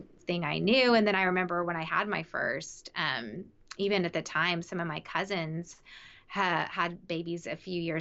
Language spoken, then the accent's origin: English; the South, United States; I grew up in the South